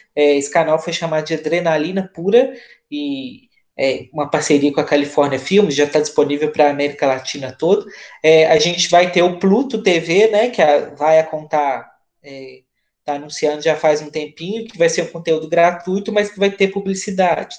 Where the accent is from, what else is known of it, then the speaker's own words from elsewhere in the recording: Minas Gerais, Brazil; sou de Minas